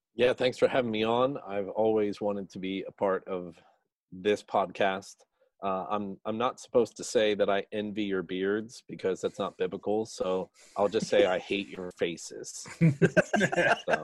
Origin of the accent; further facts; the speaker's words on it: New Jersey, United States; I grew up in New Jersey